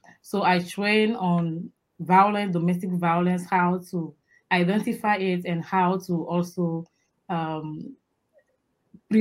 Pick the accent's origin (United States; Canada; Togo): Togo; I am from Togo in West Africa